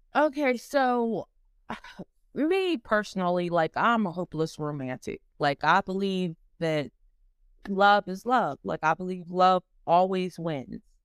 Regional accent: Ohio, United States; I'm from Ohio. I've been here pretty much all my life

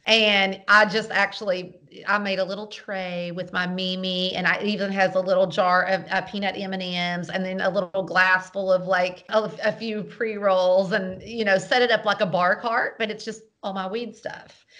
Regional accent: the South, United States; I'm from the South

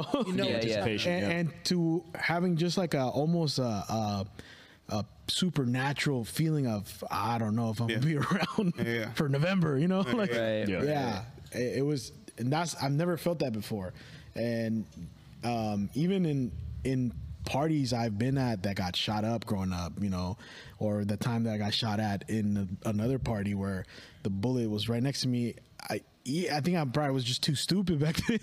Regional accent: Richmond, California, United States; the neighborhood I grew up in Richmond, it was very violent.

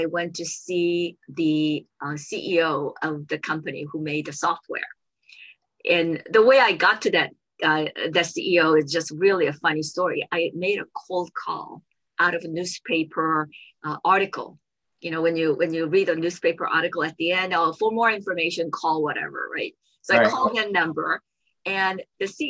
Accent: South Korea; moved away; I grew up in South Korea

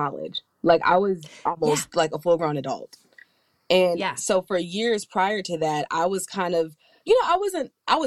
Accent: Atlanta, Georgia, United States; I'm from Atlanta and I grew up in the South

